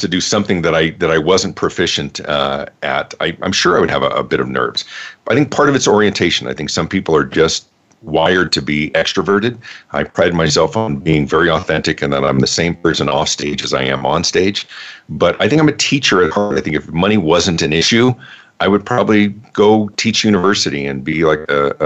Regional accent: Denver, Colorado, United States; also born or lived in Los Angeles, California; I grew up in the Denver area

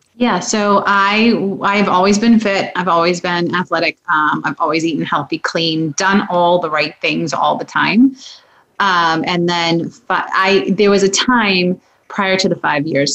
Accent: Massachusetts, United States; moved away as an adult; also born or lived in New Hampshire; I'm from Massachusetts. Met my husband, moved up to New Hampshire

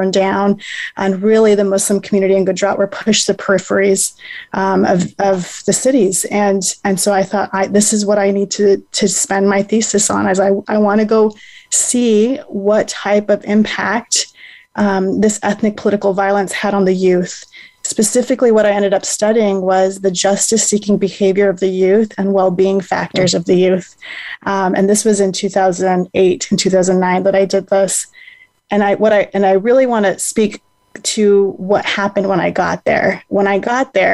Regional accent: United States; I had been born and raised in the United States.

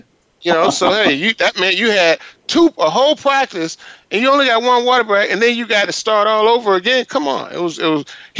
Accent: Florida, United States; we're from Florida

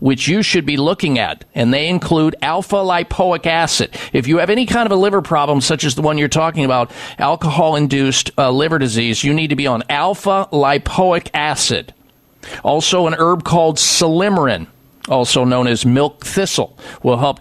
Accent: Iowa, United States; moved away as an adult; I grew up in Iowa

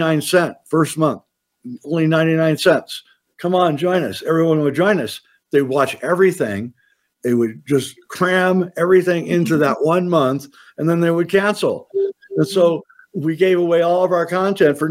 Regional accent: Nebraska, United States; moved away as an adult; I was from Nebraska, so we kind of shared this kind of Midwestern

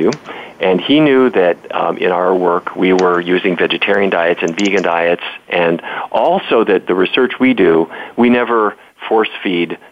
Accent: Fargo, North Dakota, United States; I grew up in Fargo, North Dakota

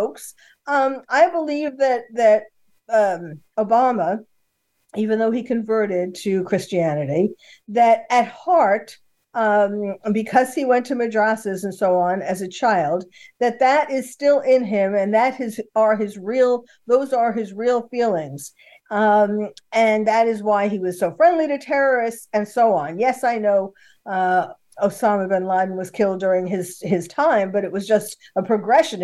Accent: New York City, New York, United States; now in California, United States; I was born and bred in New York City, although I was living in California by then

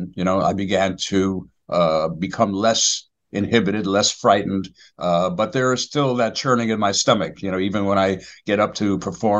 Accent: New York City, New York, United States; I was born and raised in the Bronx, and I went to public schools in the Bronx

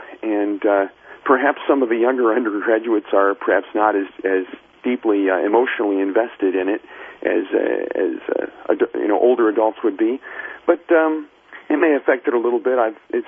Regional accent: Illinois, United States; moved away as an adult; also born or lived in Ohio; now in Texas, United States; I was born in Ohio and grew up mostly in Illinois.

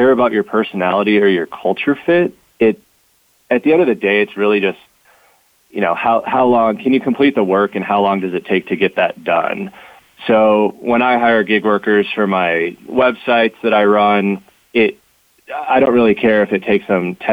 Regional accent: Omaha, Nebraska, United States; I'm from Omaha, Nebraska.

